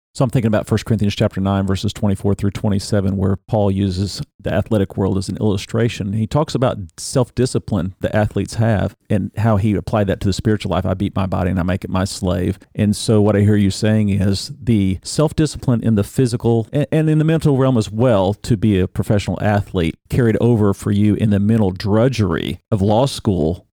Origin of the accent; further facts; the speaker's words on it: Big Ten country, Midwest, United States; I grew up in Big Ten country